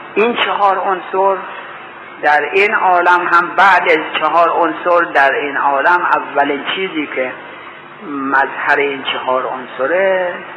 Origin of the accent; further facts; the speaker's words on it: Iran; گفتم ایرانی هستم